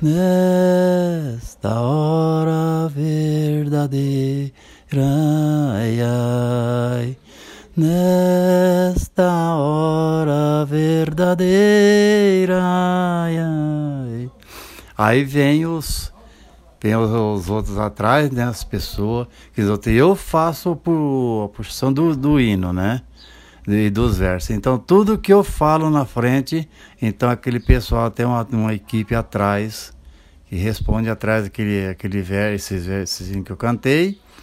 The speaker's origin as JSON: {"language": "Portuguese", "town": "Maringá", "region": "Paraná", "country": "Brazil", "tie": "born or raised there", "moved": "as an adult", "lives_now": "Sorocaba, Brazil", "said": "Eu sou natural do Paraná, Paraná. de Maringá, ali, é, é região ali de, de Maringá, Nova Esperança"}